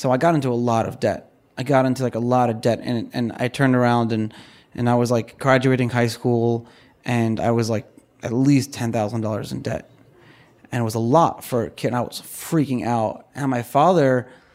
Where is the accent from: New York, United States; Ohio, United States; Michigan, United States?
New York, United States; New York City; we were upper middle class growing up in Brooklyn